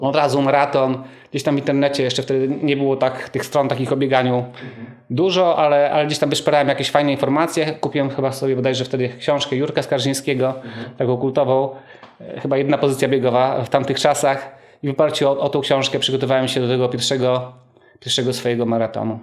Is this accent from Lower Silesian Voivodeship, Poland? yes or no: no; Rzeszów, Subcarpathian Voivodeship, Poland; Jestem rodowitym y, Rzeszowianinem